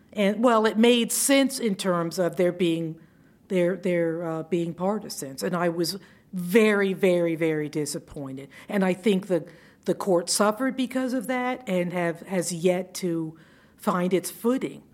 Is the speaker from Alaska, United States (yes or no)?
no; Savannah, Georgia, United States; we're from Savannah